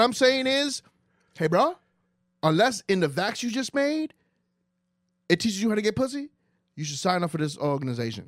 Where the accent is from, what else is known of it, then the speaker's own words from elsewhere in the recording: New York, United States; also born or lived in Dominican Republic; I grew up in New York